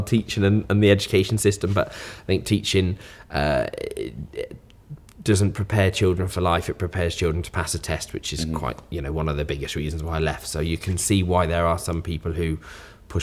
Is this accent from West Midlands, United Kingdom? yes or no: yes; Worcester, West Midlands, United Kingdom; also born or lived in Bristol; Born and bred in Worcester. Moved to Bristol for 3 years just to go to uni, but yeah, always been in Worcester.